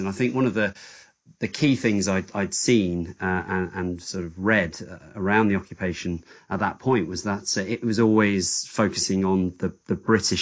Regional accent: Guernsey; now in United Kingdom; I grew up in Guernsey. Sort of born and raised. I live in the UK now, but most of my family is still over there.

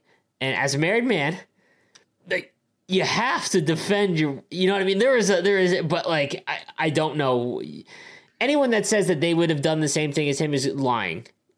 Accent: Canada; as a Canadian

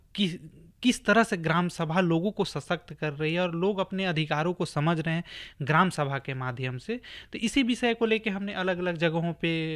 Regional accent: Lohardaga, Jharkhand, India; हम भी लोहरदगा से बिलोंग करते हैं

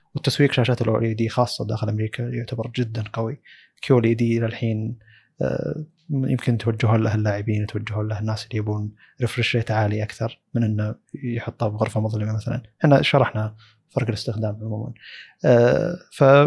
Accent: Saudi Arabia; عندنا في السعوديه

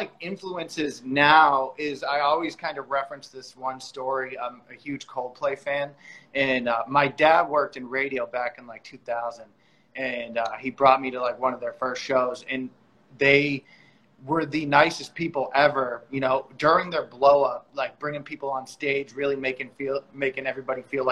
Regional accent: East Coast, United States; moved away as an adult; now in Los Angeles, United States; we're both originally from the East Coast and moved out to LA around the same time

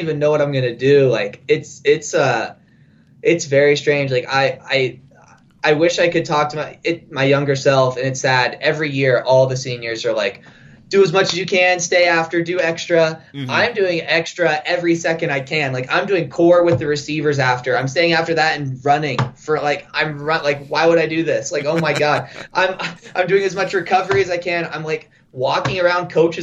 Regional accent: Oklahoma City, Oklahoma, United States; moved away as an adult; also born or lived in Huntington Beach; now in Reno, United States; I grew up in Oklahoma City

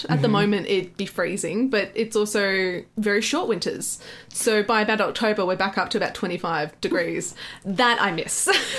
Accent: Victoria, Australia; I'm from Victoria.

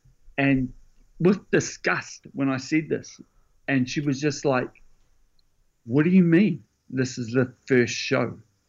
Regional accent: Gisborne, New Zealand; moved away; I'm from Gisborne

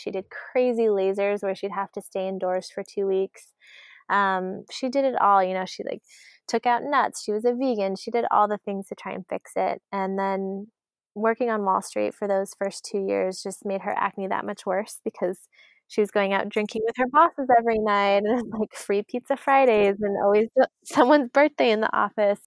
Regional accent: Arizona, United States; we grew up in Arizona

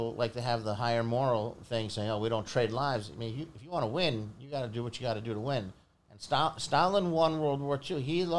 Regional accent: Philadelphia, Pennsylvania, United States; born there; I was born in Philadelphia, and my father was getting his PhD at the University of Pennsylvania.

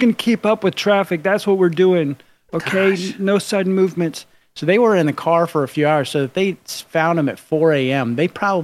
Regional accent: Seminole County, Florida, United States; I grew up in Seminole County

